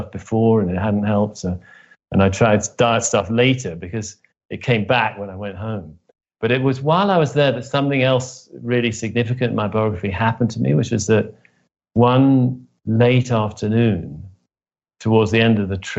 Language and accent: English; Oxford, South East England, United Kingdom; I grew up in Oxford, England, the son of two academics